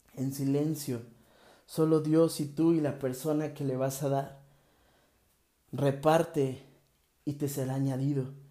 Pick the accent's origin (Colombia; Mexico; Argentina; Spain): Mexico; México y todo lo que está sucediendo en mi país